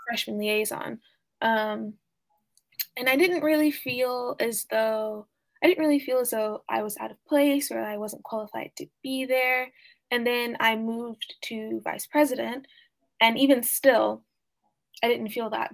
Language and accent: English; Oklahoma, United States; growing up in Oklahoma